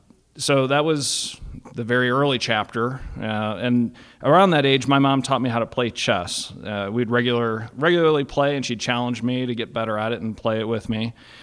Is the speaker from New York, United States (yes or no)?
no; Cleveland, Ohio, United States; born there; So I was born in 1981 in Cleveland, Ohio. I'm the firstborn.